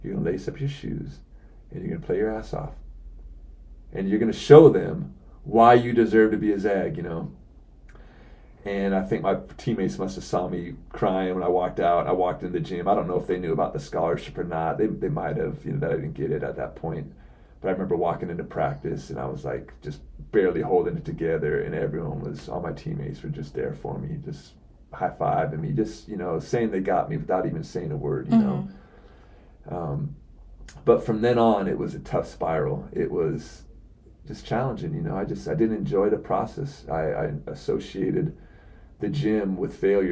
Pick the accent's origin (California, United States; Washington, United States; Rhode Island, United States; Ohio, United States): Washington, United States; Seattle; I'm from Seattle